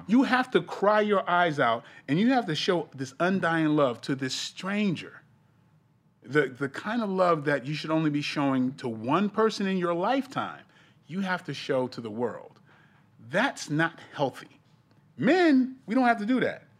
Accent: East Coast, United States; I'm from the East Coast

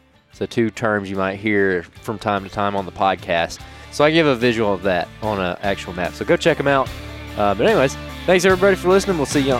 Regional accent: Alabama, United States; We're from Alabama, man. That's how we say it in Alabamian.

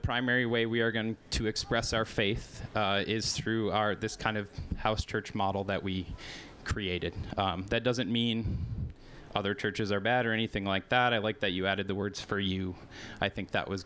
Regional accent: Holland, Michigan, United States; moved away as an adult; now in Wheaton, United States; I grew up in Holland, where you guys are at, and there's a lot of churches there.

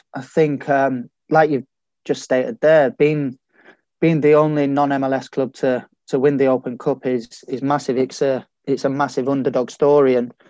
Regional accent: Sheffield, Yorkshire and the Humber, United Kingdom; I wouldn't say it was any different to a lot of my mates who are not from Sheffield or anything like that.

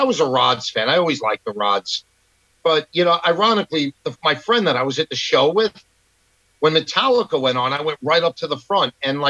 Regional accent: New York, United States; also born or lived in Queens; I was born and raised in New York, born in Queens. And then we moved to Long Island when I was a kid, and I went to high school and stuff out here.

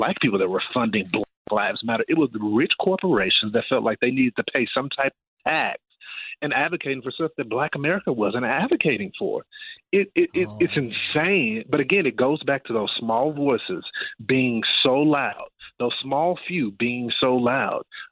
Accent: Texas, United States; my home state of Texas

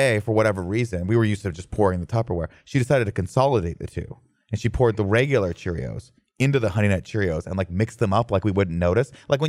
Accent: Riverside, California, United States; growing up in Riverside, California

